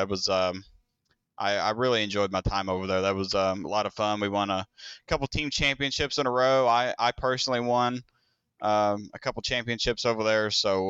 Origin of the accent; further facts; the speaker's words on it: Indiana, United States; That's where we're from. We're from Southern Indiana. Yeah, right across the river from Louisville.